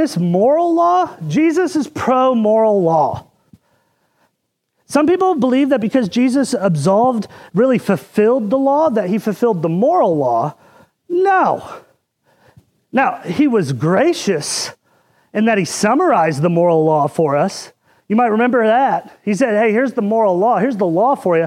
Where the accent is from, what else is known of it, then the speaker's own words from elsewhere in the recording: Indiana, United States; when I was growing up in Indiana